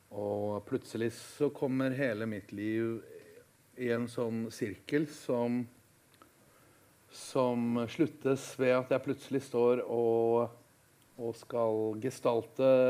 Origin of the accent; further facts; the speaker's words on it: Fauske, Nordland, Norway; also born or lived in Gravdal; Eh, men jeg er født i Lofoten, i Gravdal. Eh, og kom til Salten som treåring. Eh, til Fauske, hvor vi faktisk skal ha forestilling.